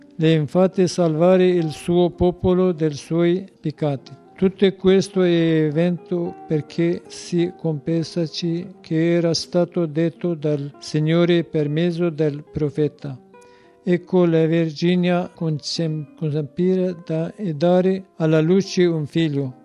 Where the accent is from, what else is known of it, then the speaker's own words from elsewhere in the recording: citizen of Turkey, Kurdistan, Turkey; Italian is a second language; moved away as an adult; now in Italy; io sono curdo cittadino di Turchia